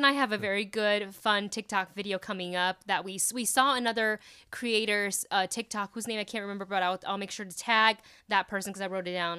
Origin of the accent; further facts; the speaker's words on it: Taiwan; moved away; I grew up watching shows in Taiwan